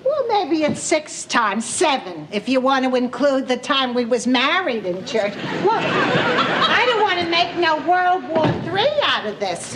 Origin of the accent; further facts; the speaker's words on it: Los Angeles, California, United States; I grew up in L